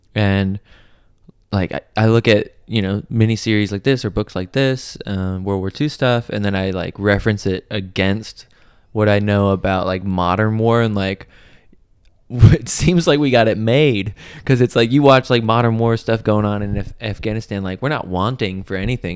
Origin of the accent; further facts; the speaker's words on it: United States; being American